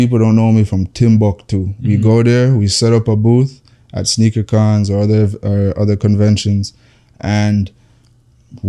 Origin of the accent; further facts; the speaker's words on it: Toronto, Ontario, Canada; also born or lived in Jamaica; we're from Toronto